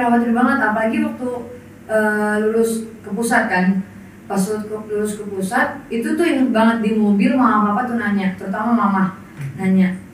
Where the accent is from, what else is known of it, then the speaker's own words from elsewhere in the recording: Karawang, West Java, Indonesia; saya asal dari Karawang Jawa Barat